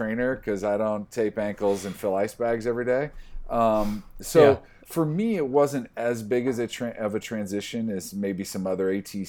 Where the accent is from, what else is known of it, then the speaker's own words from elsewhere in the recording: Iowa, United States; I grew up in Iowa. I went to school in South Dakota.